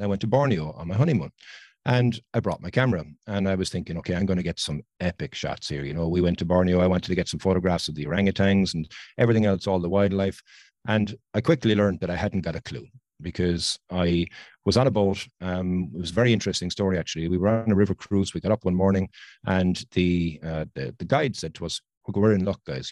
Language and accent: English; Ireland; I'm from Ireland.